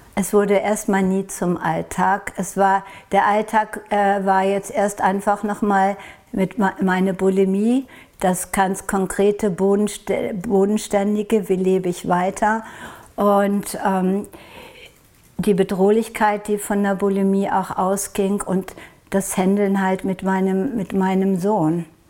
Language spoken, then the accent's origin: German; Norway; Und ich komme aus Norwegen